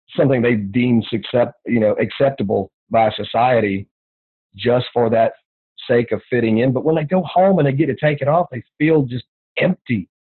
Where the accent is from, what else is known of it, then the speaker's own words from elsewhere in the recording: the South, United States; growing up in the South